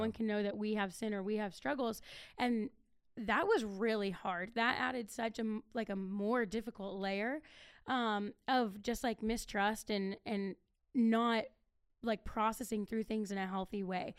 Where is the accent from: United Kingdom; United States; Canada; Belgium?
United States; Akron, Ohio; moved away; I'm originally from Akron